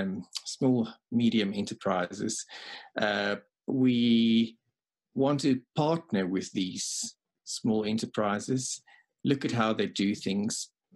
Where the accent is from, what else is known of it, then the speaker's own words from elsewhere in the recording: South Africa; Yes, I was born here. I worked for a year in New Zealand. I worked for a while in the UK, but I'm back in South Africa at the moment.